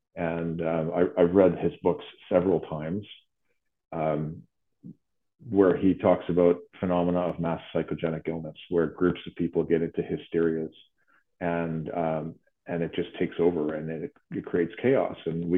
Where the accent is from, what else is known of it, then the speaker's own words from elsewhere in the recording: Ottawa, Ontario, Canada; we get numbers in my hometown of Ottawa, our hospital CHEO is up 2,000% since 2014